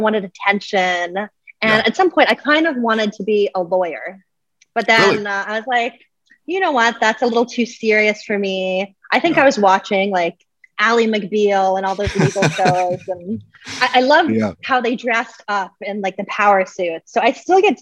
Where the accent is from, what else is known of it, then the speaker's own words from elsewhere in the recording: Canada; I'm Canadian and from Canada